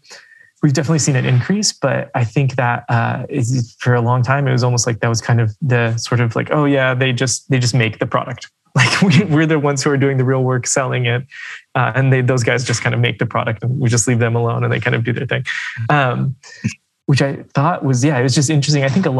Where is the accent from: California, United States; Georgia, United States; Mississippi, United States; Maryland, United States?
California, United States; Silicon Valley; now in Japan; I'm from Silicon Valley originally